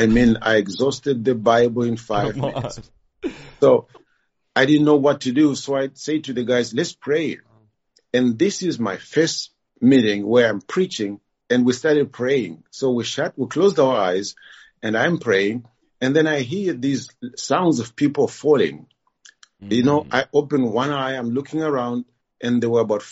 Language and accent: English; Zimbabwe; moved away as an adult; now in Kyiv, Ukraine; I'm originally from Zimbabwe